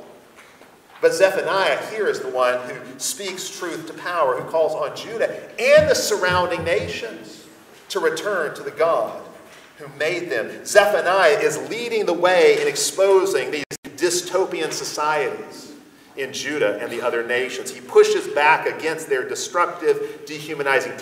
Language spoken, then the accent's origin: English; United States; we as American Christians